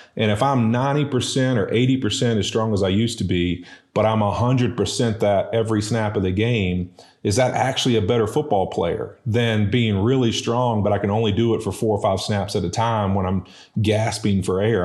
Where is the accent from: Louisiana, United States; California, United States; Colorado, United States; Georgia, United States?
Louisiana, United States; West Monroe; also born or lived in Baton Rouge, Louisiana; moved over to West Monroe, uh, a whopping two miles over to the, uh, west. And, uh, you know, went to high school there